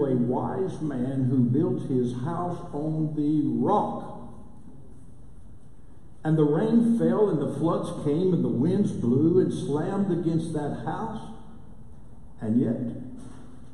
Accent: Lubbock, Texas, United States; moved away as an adult; now in Durant, United States; I'm originally from Lubbock

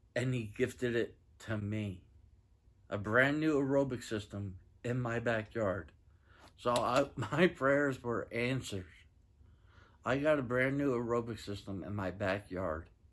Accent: Granbury, Texas, United States; I'm from Granbury, Texas

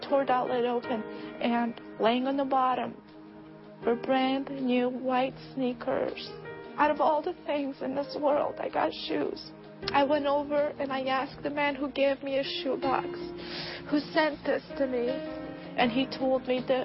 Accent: Bosnia & Herzegovina; I was born and raised in Bosnia, a country torn with war and just pure devastation

